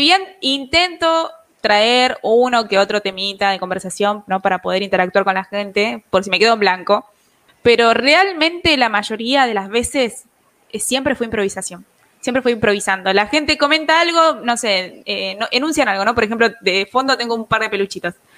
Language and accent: Spanish; Buenos Aires, Argentina; Tengo 20 años, soy de Argentina, de Buenos Aires